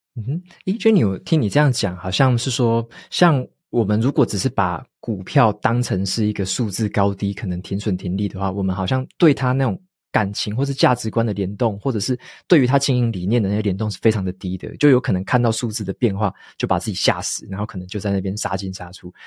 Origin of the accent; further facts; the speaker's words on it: Taiwan; 像我们本身是台湾人嘛